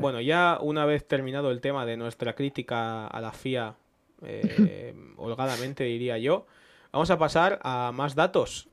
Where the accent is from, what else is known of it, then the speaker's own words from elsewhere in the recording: Spain; somos españoles